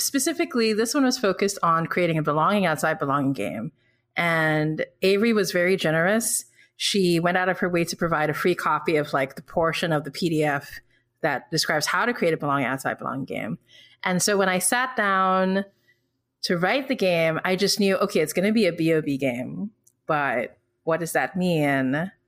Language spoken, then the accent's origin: English; Philippines; born or raised there; also born or lived in Singapore